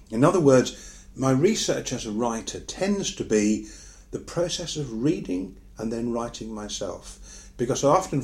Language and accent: English; United Kingdom; as I'm British and as I live in Britain these days